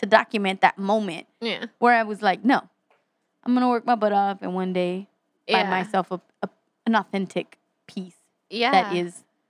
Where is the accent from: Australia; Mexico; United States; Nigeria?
United States; Texas; I'm from Texas.